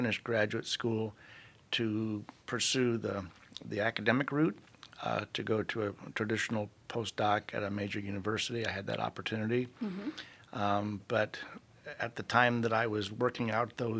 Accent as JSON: {"language": "English", "town": "Sarasota", "region": "Florida", "country": "United States", "tie": "born or raised there", "also_born_or_lived": "St. Louis, Missouri", "said": "I was born in St. Louis, Missouri, but we moved to Sarasota when I was 5. And so I pretty much grew up in Sarasota"}